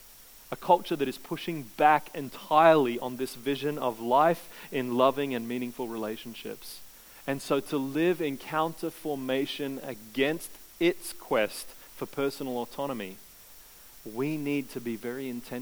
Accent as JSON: {"language": "English", "region": "Queensland", "country": "Australia", "tie": "born or raised there", "said": "I grew up in Queensland."}